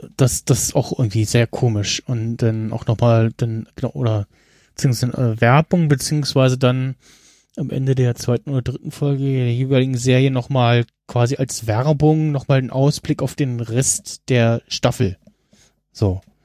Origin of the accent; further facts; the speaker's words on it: Germany; als Deutscher